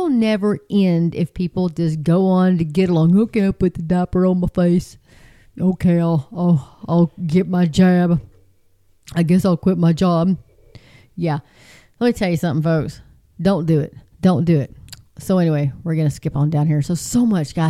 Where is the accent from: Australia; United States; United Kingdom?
United States; Texas; I'm just a girl from Texas